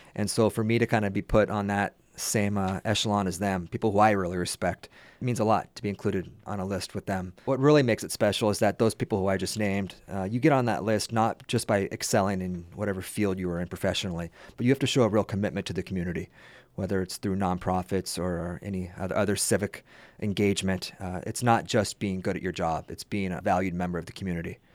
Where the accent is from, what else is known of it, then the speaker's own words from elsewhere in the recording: California, United States; back to California and back into my hometown